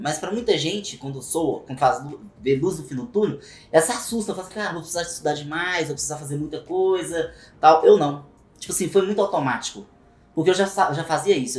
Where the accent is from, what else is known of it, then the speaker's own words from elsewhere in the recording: Belo Horizonte, Minas Gerais, Brazil; sou natural de Belo Horizonte também